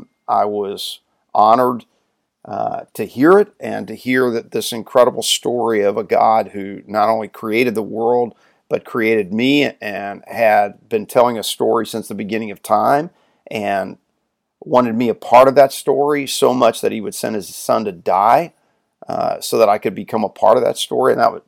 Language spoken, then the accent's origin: English; Louisville, Kentucky, United States; I grew up in Louisville, Kentucky